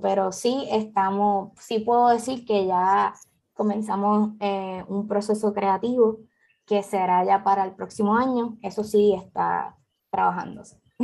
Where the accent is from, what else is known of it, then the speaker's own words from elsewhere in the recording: Puerto Rico; aquí en Puerto Rico